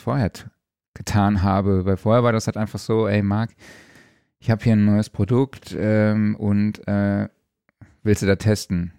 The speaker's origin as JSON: {"language": "German", "region": "Saarland", "country": "Germany", "tie": "born or raised there", "said": "aus meiner Heimat, dem Saarland"}